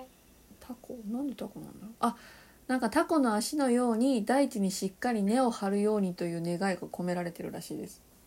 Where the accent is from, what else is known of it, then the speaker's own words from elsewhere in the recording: Kansai, Japan; 私、関西人なのに